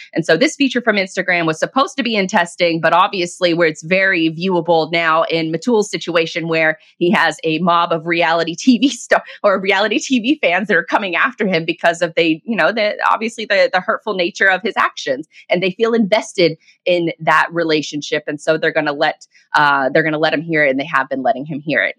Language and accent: English; Jacksonville, Florida, United States; with a bakery here in in my hometown of Jacksonville, Florida